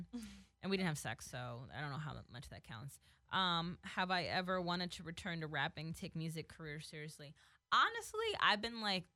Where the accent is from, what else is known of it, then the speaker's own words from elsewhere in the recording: New Jersey, United States; now in Los Angeles, United States; I'm from Jersey.